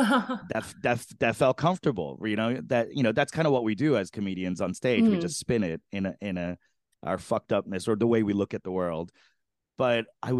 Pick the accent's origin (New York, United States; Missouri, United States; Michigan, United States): New York, United States; New York City; I grew up in Flushing, Queens